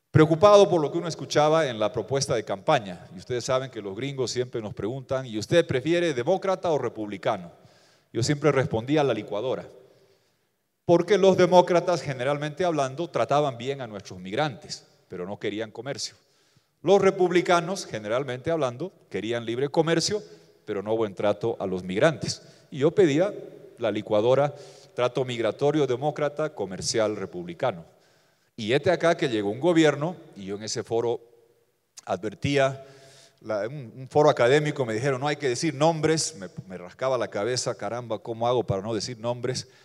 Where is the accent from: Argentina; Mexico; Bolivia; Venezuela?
Bolivia; vengo de Bolivia, tenemos similitudes, mucha población indígena, pobreza rural, ah, pobreza estructural.